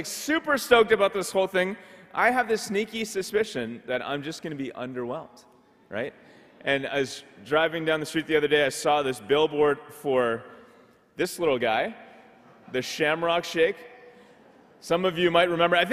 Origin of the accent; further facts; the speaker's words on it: Ottawa, Ontario, Canada; I grew up in Ottawa, so I've seen snow my whole life.